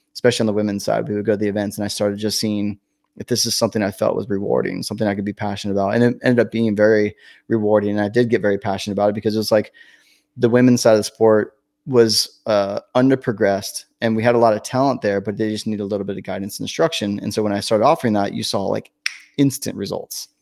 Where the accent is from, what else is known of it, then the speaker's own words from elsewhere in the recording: Northern California, United States; moved away as an adult; I was from Northern California